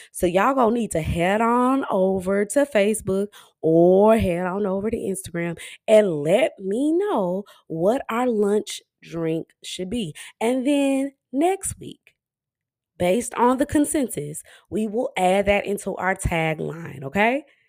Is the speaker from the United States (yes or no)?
yes; Dallas, Texas, United States; I'm from Dallas, Texas, but my parents are from Flint